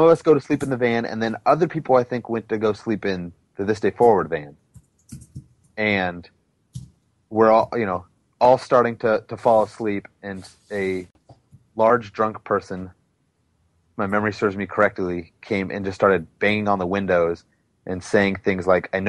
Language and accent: English; California, United States; I was like, no, but I'm on tour from California.